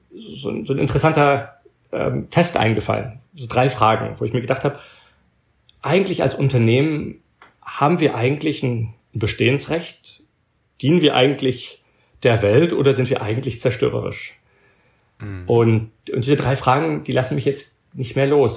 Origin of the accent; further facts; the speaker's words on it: Belgium; now in United States; meine Mutter war Deutsche, aber ich bin in Belgien aufgewachsen und habe nur mit ihr Deutsch geredet